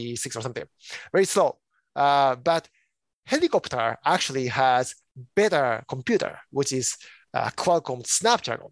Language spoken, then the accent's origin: English; Japan; now in United States; I am originally from Japan.